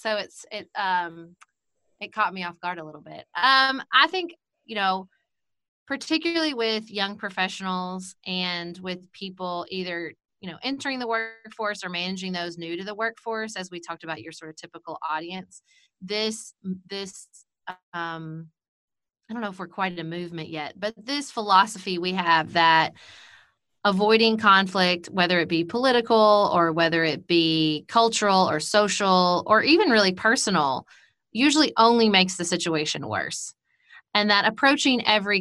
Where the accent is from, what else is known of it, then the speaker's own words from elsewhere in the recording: Paducah, Kentucky, United States; also born or lived in Washington, D.C.; moved back to my hometown of Paducah, Kentucky